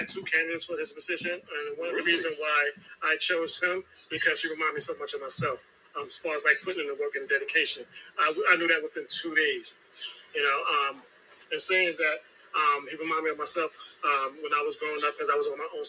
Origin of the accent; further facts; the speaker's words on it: New York City, New York, United States; I'm from Brooklyn. I was born and raised in New York.